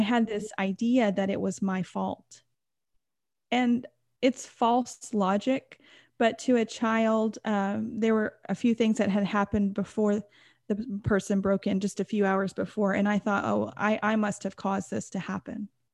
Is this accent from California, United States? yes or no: no; Texas, United States; I grew up in, uh, America. I'm from Texas